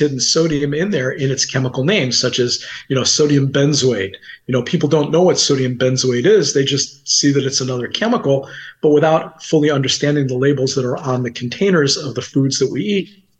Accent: New Jersey, United States; moved away as an adult; also born or lived in Iowa; I'm a kid from New Jersey

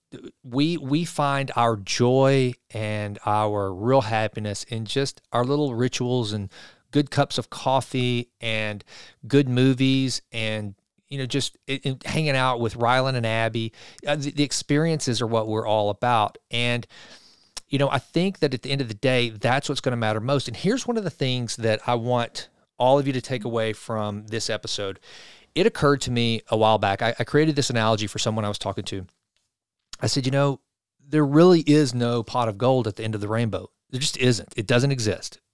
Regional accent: Sulphur Springs, Texas, United States; Sulphur Springs, my hometown

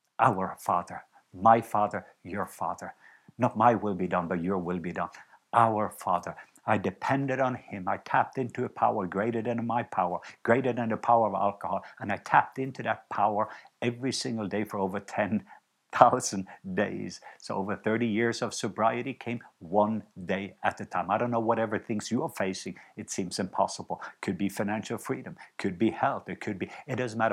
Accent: Norway; moved away; I was home in Norway not long ago, and I visited my home country

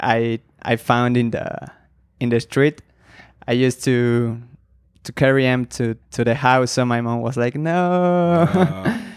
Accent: State of Mexico, Mexico; I was born in Mexico City. I was raised in the state of Mexico, and then I studied in Mexico City

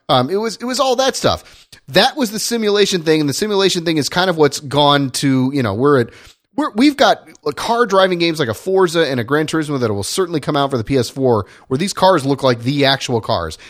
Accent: Indiana, United States; I grew up in Indiana

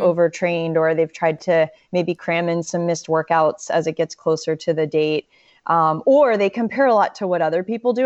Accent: Western North Carolina, United States; also born or lived in Florida; I really grew up, my formative years were more in Western North Carolina

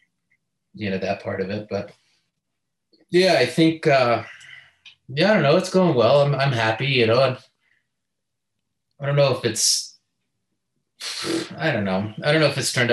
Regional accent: Salt Lake City, Utah, United States; I'm from Salt Lake City, Utah

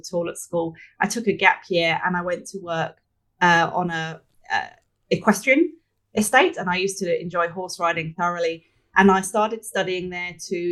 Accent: Hertfordshire, East of England, United Kingdom; moved away as an adult; also born or lived in London; now in Sydney, Australia; I grew up in Hertfordshire, just outside London in the UK. I've been here for over 20 years, but I can't shake the accent.

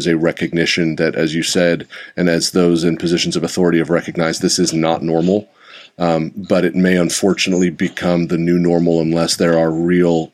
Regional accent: Santa Rosa, California, United States; I did grow up here. This is my hometown. My high school is the one that I graduated from, Cardinal Newman High School

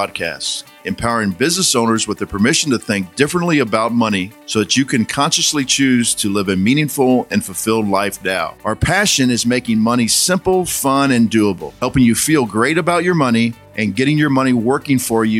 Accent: St. Louis, Missouri, United States; I'm from St. Louis, Missouri, so I'm just right down the river from Mount Pleasant.

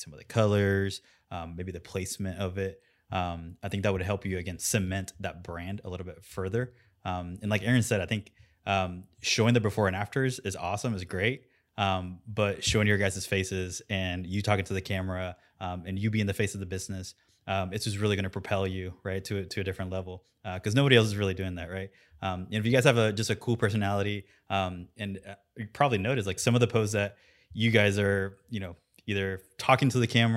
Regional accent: Puerto Rico; I'm from Puerto Rico, so I know Spanish

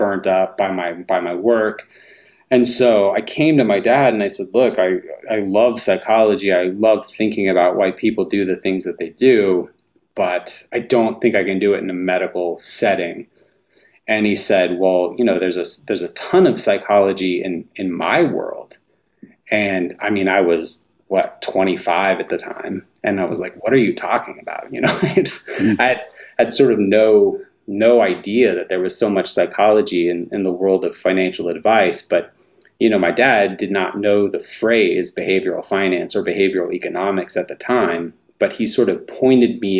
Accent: North Alabama, United States; I grew up in North Alabama

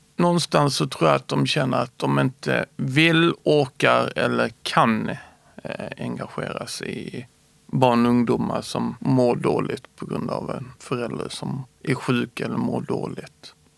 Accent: Skåne, Sweden; also born or lived in Småland; Jag är född smålänning och flyttade till Skåne när jag började i tvåan.

